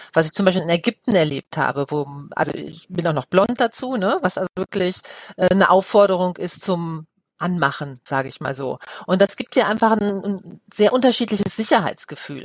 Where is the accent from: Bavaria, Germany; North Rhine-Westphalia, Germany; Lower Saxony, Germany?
Lower Saxony, Germany; Osnabrück; moved away as an adult; now in Cologne, Germany; ich komme aus Osnabrück gebürtig und wir hatten englische Soldaten in, in meiner Kindheit noch